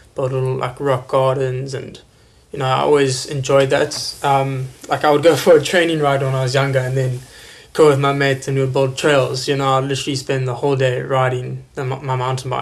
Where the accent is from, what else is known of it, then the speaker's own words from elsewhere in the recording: South Africa; as a South African